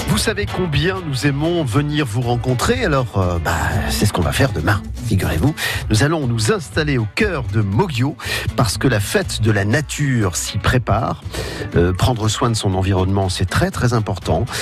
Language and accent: French; Jeumont, Hauts-de-France, France; moved away; je suis né à Jemont. Vous m'avez rappelé que j'étais né là-bas, surtout parce que j'en suis parti il y a très, très longtemps